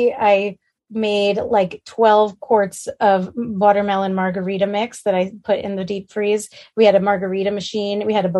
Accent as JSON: {"language": "English", "town": "New York City", "region": "New York", "country": "United States", "tie": "born or raised there", "moved": "as an adult", "lives_now": "Pasadena, United States", "said": "Growing up in Manhattan"}